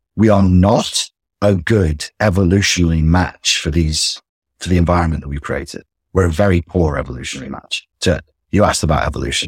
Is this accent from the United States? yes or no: no; England, United Kingdom; we're English